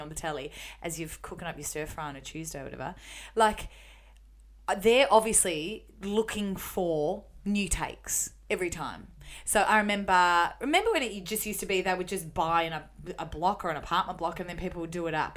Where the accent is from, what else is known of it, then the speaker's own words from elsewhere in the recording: Melbourne, Victoria, Australia; the suburb where I grew up in Melbourne.